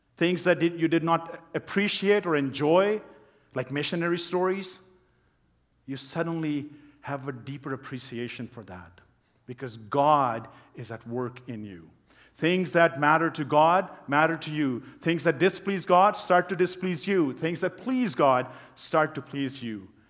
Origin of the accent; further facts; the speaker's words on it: Pakistan; moved away; people that, that I grew up with in Pakistan